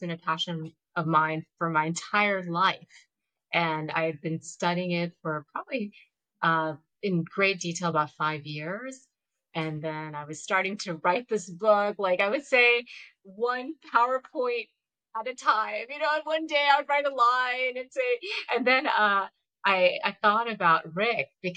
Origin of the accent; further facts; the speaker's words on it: Georgia, United States; I grew up in Georgia